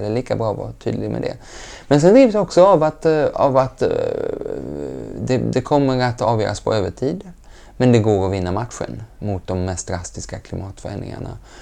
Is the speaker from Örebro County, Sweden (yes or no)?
no; Lund, Skåne, Sweden; also born or lived in Geneva; Jag är uppväxt gröna vågare och vi hade kompost innan ordet var uppfunnet hemma i Lund